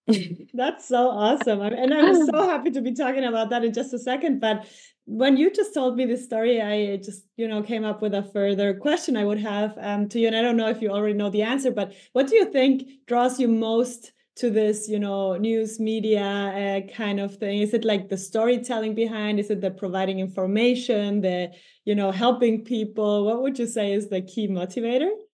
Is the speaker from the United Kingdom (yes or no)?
no; Ecuador; now in Germany; I come from Ecuador, I moved to Germany